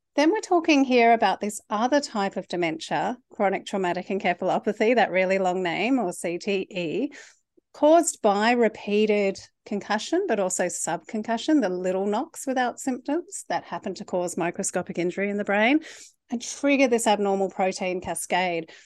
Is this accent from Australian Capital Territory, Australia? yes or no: yes; Canberra, Australian Capital Territory, Australia; now in Sydney, Australia; I grew up in Canberra, which is kind of like Switzerland for football and neutral territory.